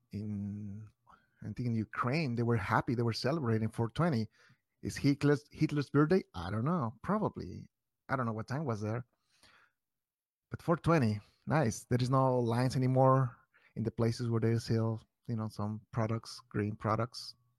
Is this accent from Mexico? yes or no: yes; Mexico; now in Chicago, United States; I'm from Mexico